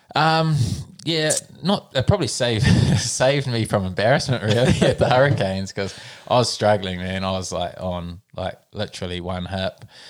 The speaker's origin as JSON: {"language": "English", "region": "Nelson", "country": "New Zealand", "tie": "born or raised there", "also_born_or_lived": "Auckland", "said": "I was born in Auckland, grew up in Nelson."}